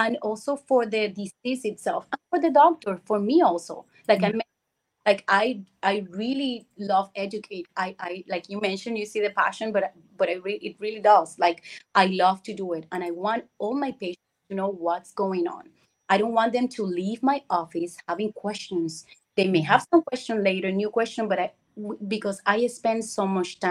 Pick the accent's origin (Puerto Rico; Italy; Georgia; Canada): Puerto Rico; moved away as an adult; I was born and grew in Puerto Rico. I left many years ago, over 22 years ago.